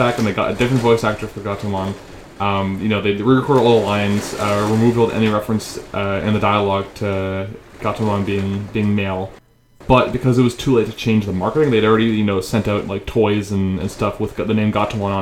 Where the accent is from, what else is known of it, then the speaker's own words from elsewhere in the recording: Canada; as a Canadian. We learned French in school